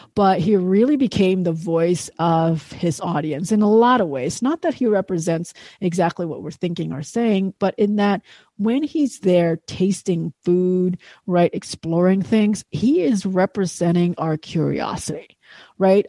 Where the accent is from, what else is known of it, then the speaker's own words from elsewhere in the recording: Indonesia; I grew up in Indonesia